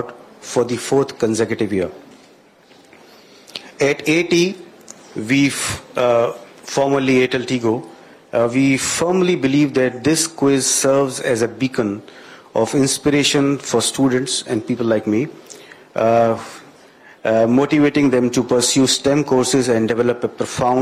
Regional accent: India; now in Ghana; I'm an Indian

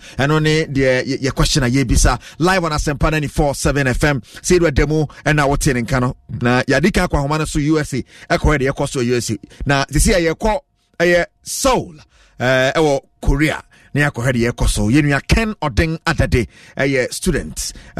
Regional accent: Ghana; Now, you know, that's part of the course, you know, as a Ghanaian.

